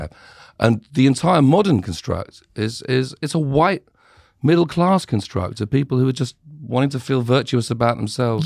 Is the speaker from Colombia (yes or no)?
no; United Kingdom; growing up in Britain